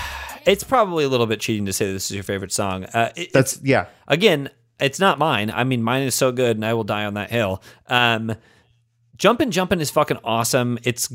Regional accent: Indianapolis, Indiana, United States; I remember we called that one growing up in Indianapolis

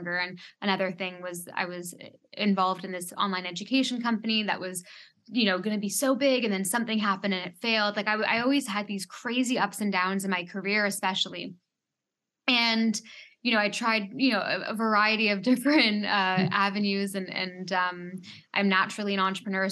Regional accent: Canada; now in Bahamas; I am a Canadian, but I live in the Bahamas

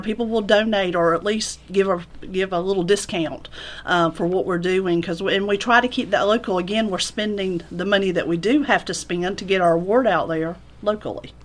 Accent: Orchard Hill, Georgia, United States; also born or lived in Griffin, Georgia; I am a Griffin native. I, I was born here in Griffin. I grew up in Orchard Hill.

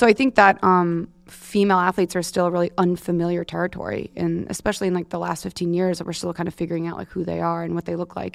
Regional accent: Manhasset, New York, United States; I grew up in Manhasset, and my parent, my dad's from Queens

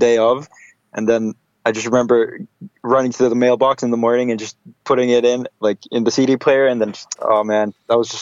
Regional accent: Oulu, North Ostrobothnia, Finland; also born or lived in California, United States / near Helsinki, Finland; now in Tampere, Finland; I was born in Oulu, which is very high up north, or like in the middle of Finland

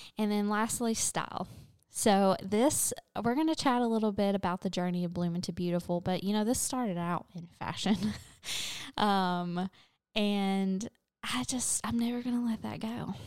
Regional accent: London, Kentucky, United States; moved away as an adult; also born or lived in Kansas / Clarksville, Tennessee; now in Nashville, United States; my hometown of London, Kentucky

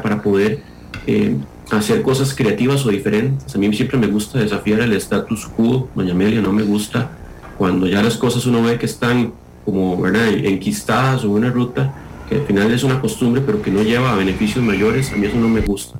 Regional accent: Costa Rica

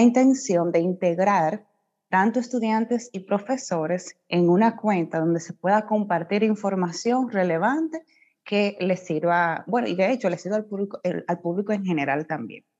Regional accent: Puerto Plata, Dominican Republic; yo soy de Puerto Plata, ese es mi pueblo natal, orgullosamente de allá

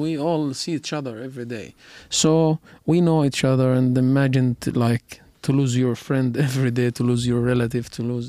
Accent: Gaza Strip, Palestine; moved away; I'm from Gaza

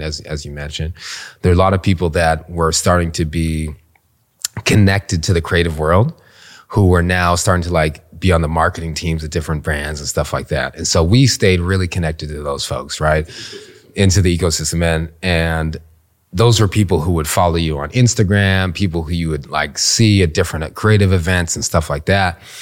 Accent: Canada; moved away as an adult; now in Washington, D.C., United States; came from Canada. My parents immigrated to Canada from the Caribbean. I was born there

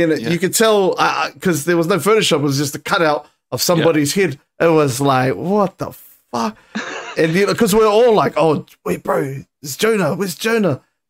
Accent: Auckland, New Zealand; I'm from Clendon

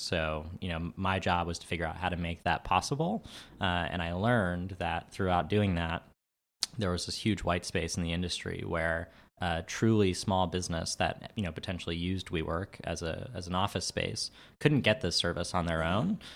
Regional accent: New York City, New York, United States; I'm from New York. I'm from Queens.

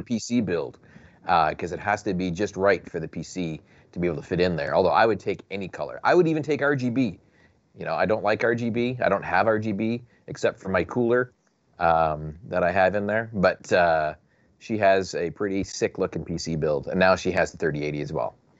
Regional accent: Canada; I'm from Canuckistan.

